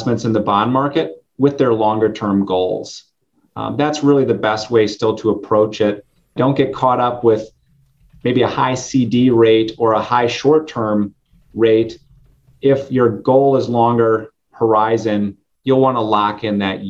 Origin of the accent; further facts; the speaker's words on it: Green Bay, Wisconsin, United States; I grew up in the Green Bay area on a dairy farm